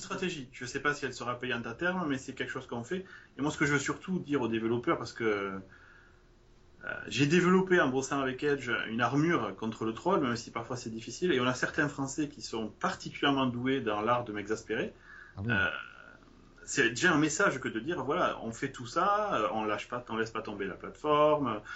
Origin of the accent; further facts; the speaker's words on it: France; je suis français